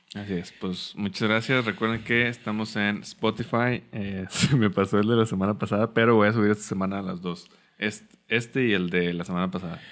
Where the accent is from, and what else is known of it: Mexico